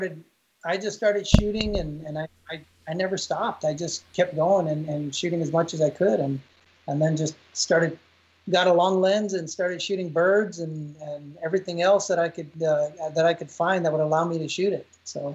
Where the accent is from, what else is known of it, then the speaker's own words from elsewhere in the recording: Texas, United States; In my 20s, being a Texan, I used to ride bulls and I rode bulls for quite a while.